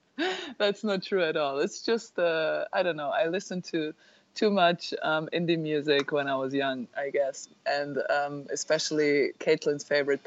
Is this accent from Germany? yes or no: yes; Germany; we Germans